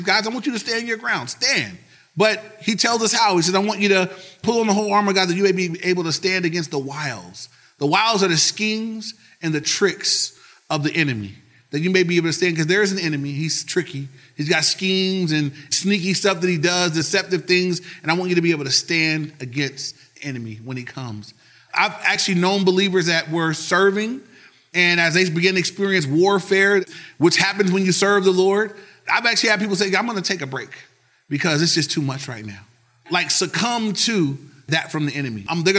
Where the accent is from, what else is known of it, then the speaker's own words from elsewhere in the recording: Compton, California, United States; You know, I'm from Compton. I got this, you know.